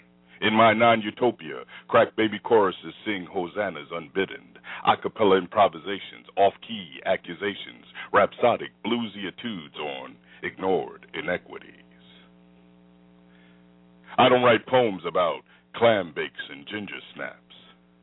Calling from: Florida, United States; from Central Florida.

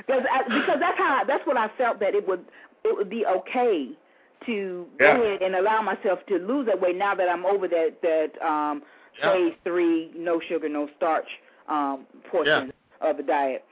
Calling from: Houston, Texas, United States; I'm calling from Houston.

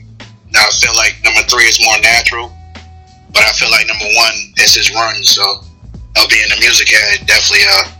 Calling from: New Haven, Connecticut, United States; I'm calling from New Haven, Connecticut.

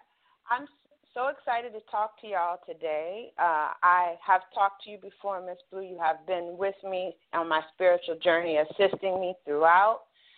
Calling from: Ohio, United States

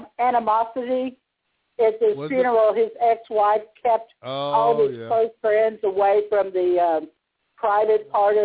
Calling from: Austin, Texas, United States; I'm calling from Austin, Texas.

